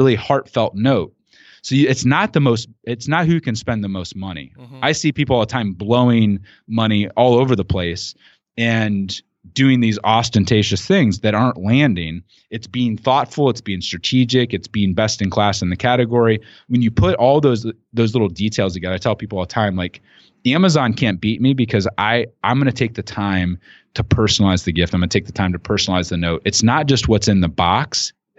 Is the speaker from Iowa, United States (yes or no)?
no; rural Ohio, United States; growing up in rural Ohio